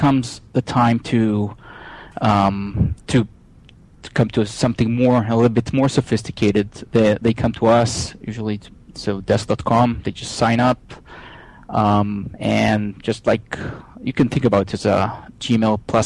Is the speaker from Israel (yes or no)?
yes; Israel; moved away as an adult; now in Pittsburgh, United States; you can tell where I'm from by my accent, but I'm originally from Israel.